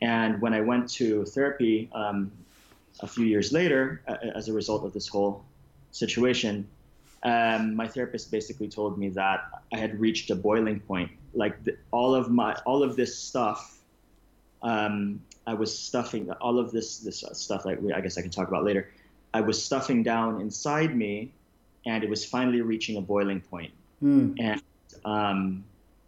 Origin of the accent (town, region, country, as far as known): Los Angeles, California, United States; born or raised there; also born or lived in Philippines